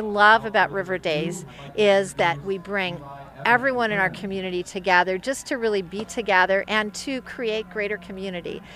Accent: Freeland, Michigan, United States; I grew up in Freeland, so I have a lot of memories on the river in Freeland

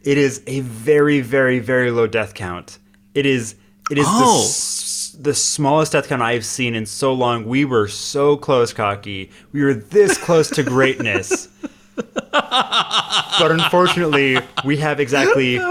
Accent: United States; I'm an American

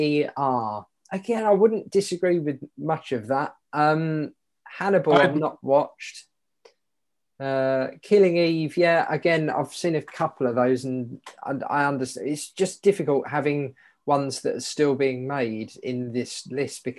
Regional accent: United Kingdom; we're British

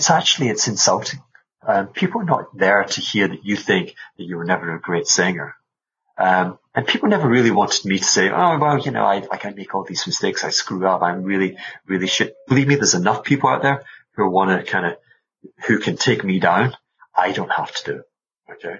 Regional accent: Glasgow, Scotland, United Kingdom; moved away; also born or lived in Caribbean; They're from Glasgow. I'm from Glasgow

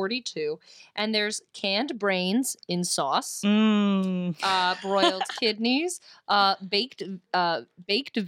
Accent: Allentown, Pennsylvania, United States; also born or lived in Staten Island, New York; I was born in Staten Island, New York, and raised in Allentown, Pennsylvania

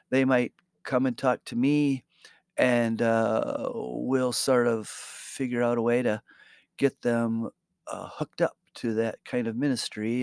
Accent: Muskegon, Michigan, United States; moved away as an adult; now in Grand Rapids, United States; we we grew up in Muskegon

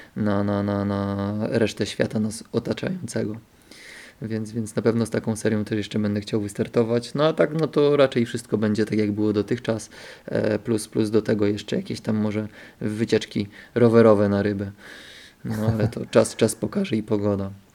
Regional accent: Bystrzyca Kłodzka, Lower Silesian Voivodeship, Poland; also born or lived in Wrocław; Bystrzycy, czyli, czyli tam mojego rodzinnego miasta

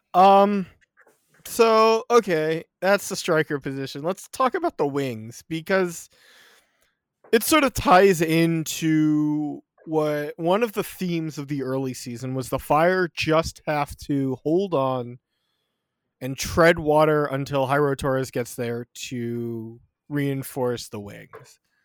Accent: United States; I am an American

